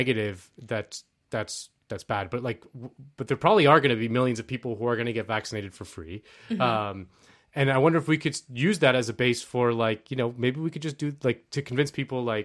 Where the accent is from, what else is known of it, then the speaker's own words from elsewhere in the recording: Spain; now in United States; I'm originally from Spain